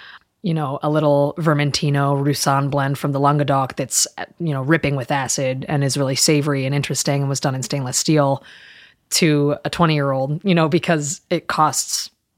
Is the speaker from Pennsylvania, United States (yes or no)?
yes; Southeastern Pennsylvania, United States; moved away as an adult; also born or lived in Milwaukee; now in New York, United States; I was raised in southeastern PA where there was no cuisine to speak